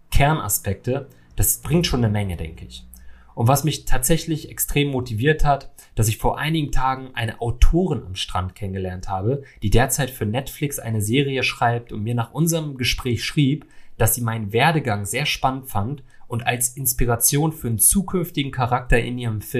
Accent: Salzgitter, Lower Saxony, Germany; Ich bin 1993 in Salzgitter aufgewachsen, ja, einer kleinen Stadt in Niedersachsen

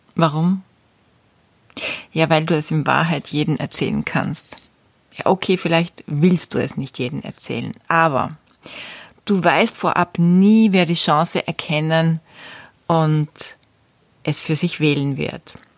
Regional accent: Austria; bei uns in Österreich

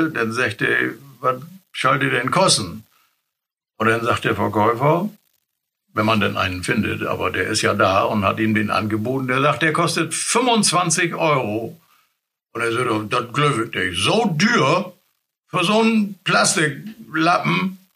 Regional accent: Spieka, Lower Saxony, Germany; Aber ich bin nun mal in Spika groß geworden, grob worden und ähm, deswegen schnacke ich das oder snack ich.

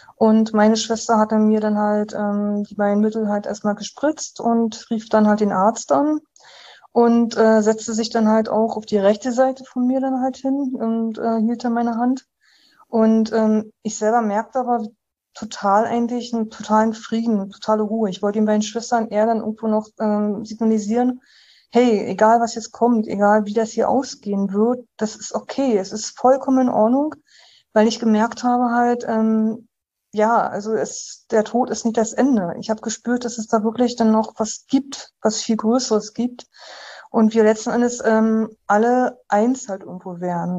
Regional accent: Uckermark, Brandenburg, Germany; ich äh, bin gebürtige Brandenburgerin. Ich bin aus dem Landkreis ähm, Uckermark. Dort habe ich äh, quasi, ja, dort wurde ich halt geboren, ähm, habe dort halt ähm, 18 Jahre in so einer Kleinstadt gewohnt

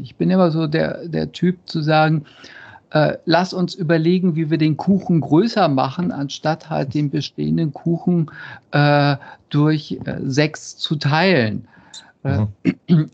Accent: Cologne, North Rhine-Westphalia, Germany; ich komme aus Köln

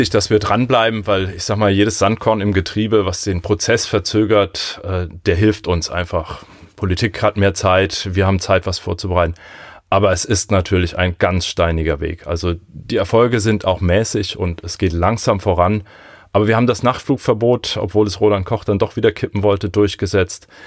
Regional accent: Lörzweiler, Rhineland-Palatinate, Germany; Also wir haben auf jeden Fall in Lörzweiler, wo ich herkomme, immer startende oder landende Flugzeuge.

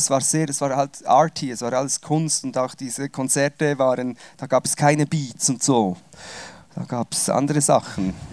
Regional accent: Switzerland; Also ich bin Schweizer, ausgewandert und wieder zurückgewandert.

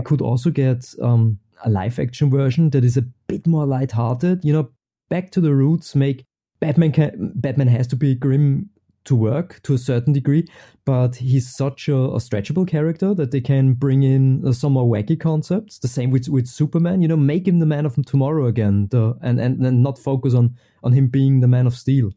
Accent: Austria; also born or lived in Vienna; I'm from Austria. I'm stuck behind the Alps.

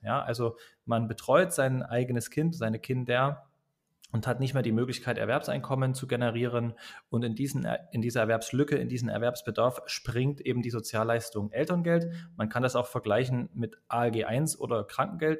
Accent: Dresden, Saxony, Germany; Ich komme aus Dresden, bin auch dort geboren, im schönen Osten der Republik sozusagen

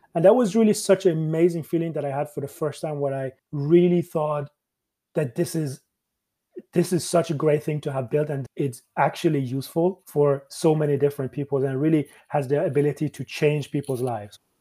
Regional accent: Sweden; moved away as an adult; also born or lived in Iran / Canada / Dublin, Ireland; when I moved as a child from Iran to Sweden

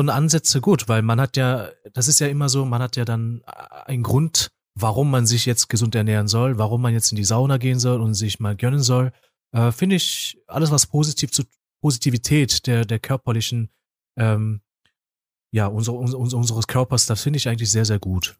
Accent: South Korea; also born or lived in Essen; now in Germany; weil ich komme ja eigentlich aus Korea

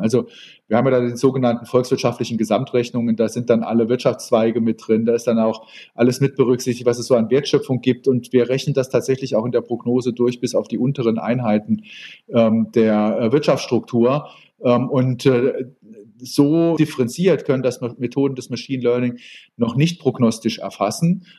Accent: Saarbrücken, Saarland, Germany; Ich bin äh, in Saarbrücken geboren

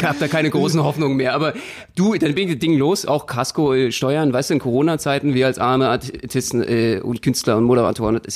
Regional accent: Berlin, Germany; oh Gott, als Berliner geht das gar nicht

